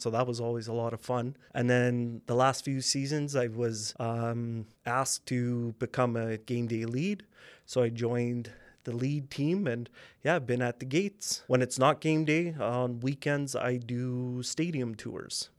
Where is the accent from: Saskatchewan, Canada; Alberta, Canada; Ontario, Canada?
Saskatchewan, Canada; Regina; I'm from Regina, born and raised. I grew up in uplands area